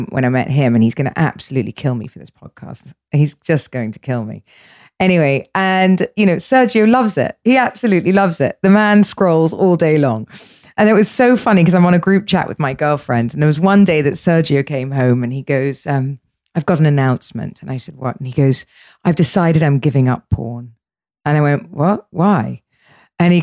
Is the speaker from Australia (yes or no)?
no; England, United Kingdom; I'm English, so I was brought up in a way for us, sex was always dirty